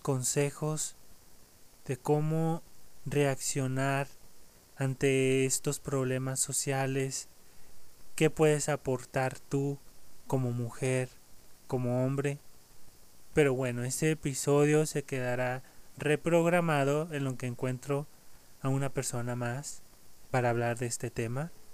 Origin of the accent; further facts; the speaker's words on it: Mexico; aquí en mi país, aquí en México